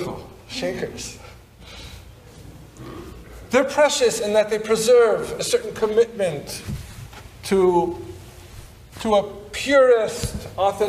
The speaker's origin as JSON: {"language": "English", "town": "Berkeley", "region": "California", "country": "United States", "tie": "born or raised there", "said": "I grew up in Berkeley"}